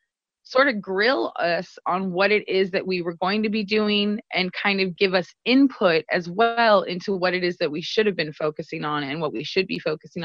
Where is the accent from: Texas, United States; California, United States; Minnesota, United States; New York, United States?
California, United States; Sacramento; I'm Mexican, you know, I'm a woman, there's different intersections that I happen across. I come from Oak Park, which is a marginalized community here in Sacramento, which is now being gentrified.